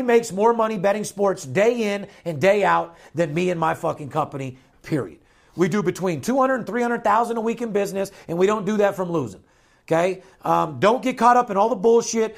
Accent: Las Vegas, Nevada, United States; I'm born and raised in Las Vegas.

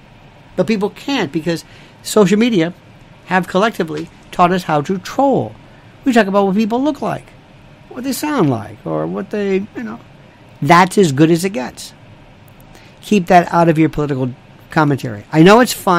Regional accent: Florida, United States; now in New York City, United States; Growing up in Florida

